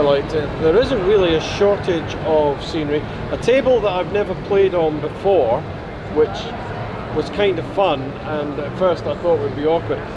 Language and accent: English; Scotland, United Kingdom; being a Scotsman